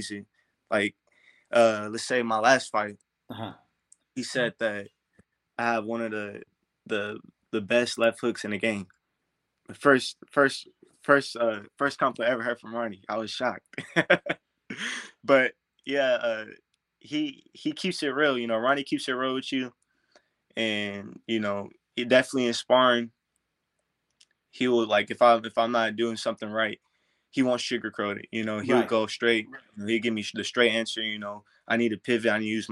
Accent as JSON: {"language": "English", "town": "Duncanville", "region": "Texas", "country": "United States", "tie": "born or raised there", "said": "my hometown, Dallas, you know, Duncanville, that in around that area"}